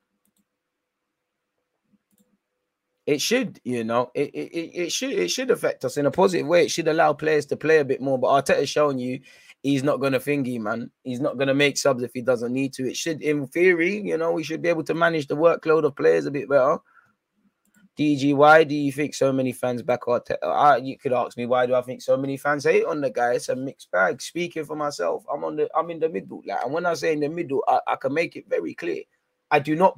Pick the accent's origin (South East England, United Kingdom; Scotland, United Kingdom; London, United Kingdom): London, United Kingdom; I come from North London